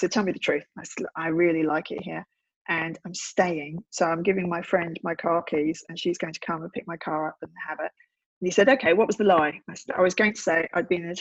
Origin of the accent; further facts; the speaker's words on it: London, United Kingdom; also born or lived in Wimbledon; I was born in Wimbledon, a stone's throw from the tennis, and I grew up in South London in a place called Tooting